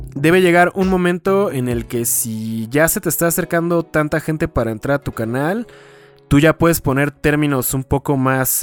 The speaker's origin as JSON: {"language": "Spanish", "town": "Toluca", "region": "State of Mexico", "country": "Mexico", "said": "soy de Toluca"}